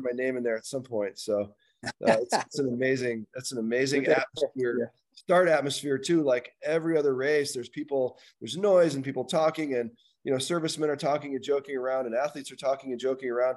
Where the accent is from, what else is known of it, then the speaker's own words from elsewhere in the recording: United States; being an American